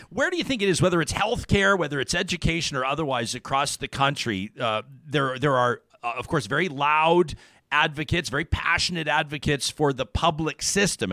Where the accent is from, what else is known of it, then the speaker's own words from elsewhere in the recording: Alberta, Canada; moved away as an adult; also born or lived in British Columbia; I was born and raised in Alberta